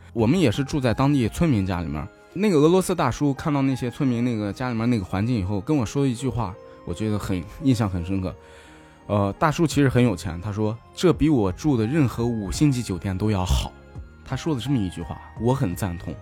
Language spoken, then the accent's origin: Chinese; Shanxi, China; 我家是山西的，河对面就是陕北，所以我们跟陕北的话呀，或者跟这些回族话呀什么，其实是有相通的地方的